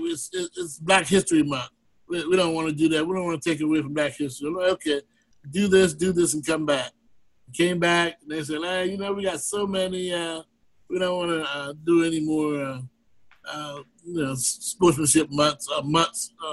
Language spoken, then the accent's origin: English; Eastern Shore of Maryland, United States; growing up on the Eastern Shore of Maryland, going to college, after high school, going to college and, you know, moving away and testing the waters there. And then finally coming back to where I grew up